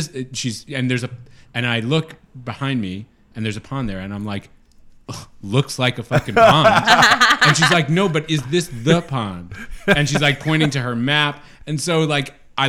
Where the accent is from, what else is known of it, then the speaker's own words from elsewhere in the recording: New York City, New York, United States; as a New Yorker